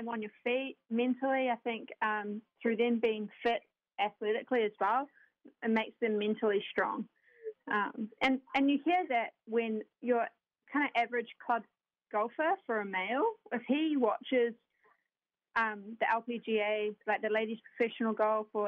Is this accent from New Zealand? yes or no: yes; New Zealand; now in United States; I am originally from New Zealand. If anyone's been trying to guess where this accent is from, quite often I get England or Australia, but I'm from New Zealand. I grew up there.